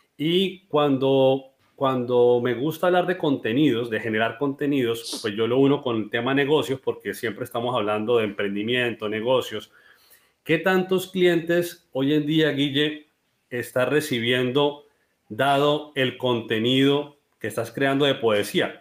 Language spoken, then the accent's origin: Spanish; Colombia; now in Cúcuta, Colombia